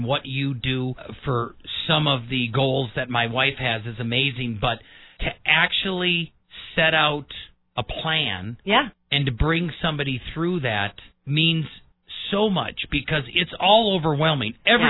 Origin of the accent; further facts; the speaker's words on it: Midwest, United States; When I was growing up in the Midwest, my father taught me finances